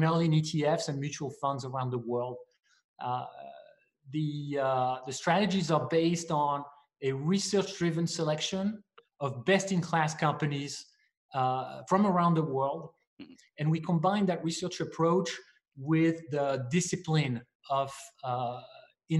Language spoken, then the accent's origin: English; France; moved away as an adult; also born or lived in Asia / New York; now in United States; I'm not from here. I was born in France, where I studied engineering and finance